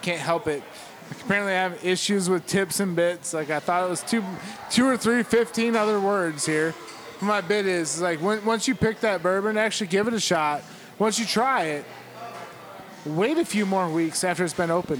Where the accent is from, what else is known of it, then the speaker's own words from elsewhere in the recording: Kentucky, United States; we're from Kentucky, so we know barbecue.